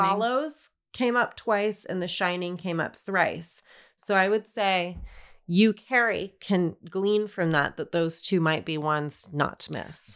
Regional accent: Denver, Colorado, United States; I grew up in Denver.

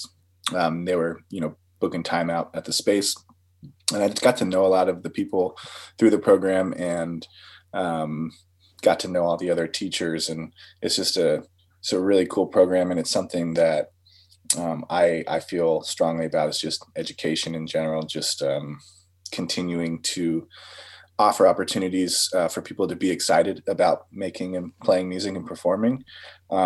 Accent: Shoreline, Washington, United States; also born or lived in Seattle; growing up in Shoreline, I had a pretty good music program

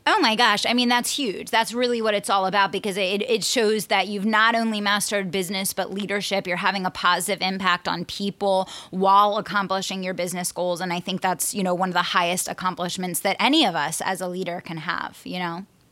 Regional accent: Pennsylvania, United States; Pennsylvania, my home state

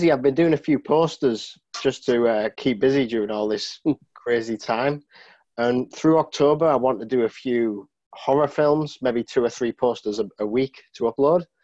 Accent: Massachusetts, United States; accent: Boston; so my Boston accent is basically.

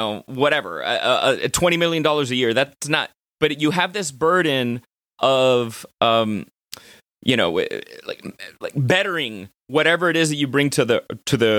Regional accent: Miami, Florida, United States; growing up in Miami

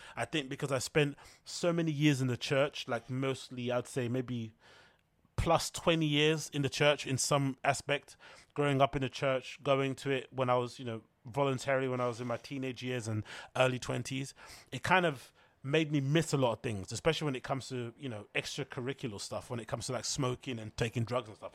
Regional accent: United Kingdom; As a Brit

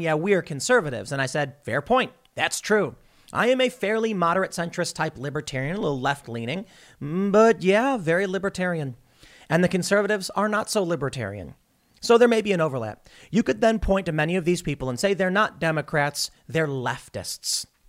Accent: Chicago, Illinois, United States; moved away; also born or lived in New York; I grew up in Chicago

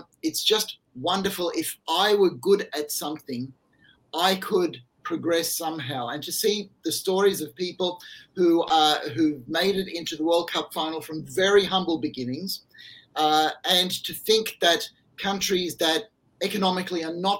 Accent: Australia; my home country

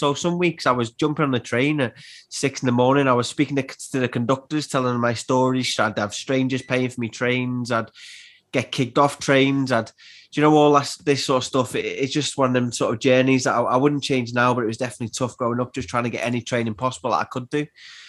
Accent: Liverpool, North West England, United Kingdom; also born or lived in Widnes; I'm from Anfield originally. We moved around different places in Liverpool. And at the age of 10, we moved to a place called Widnes, which is just outside Liverpool.

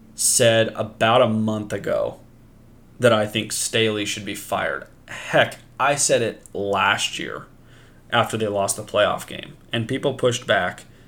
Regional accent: Pacific Northwest, United States; I am from the Pacific Northwest

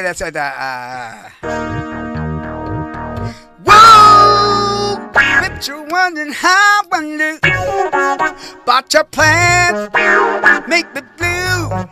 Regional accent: Boston, Massachusetts, United States; I was raised in Boston.

